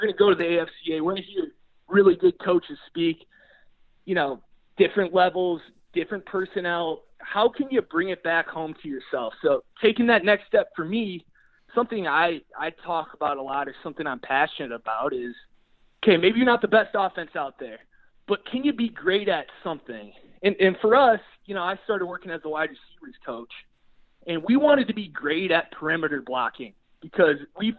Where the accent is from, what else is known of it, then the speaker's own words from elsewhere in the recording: Green Bay, Wisconsin, United States; I was born and raised in Green Bay, Wisconsin